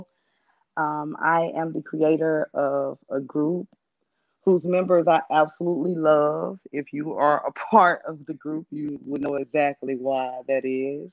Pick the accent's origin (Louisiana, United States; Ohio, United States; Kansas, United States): Louisiana, United States; now in Dallas, United States; I'm from Louisiana, but I moved to Texas, the Dallas area, DFW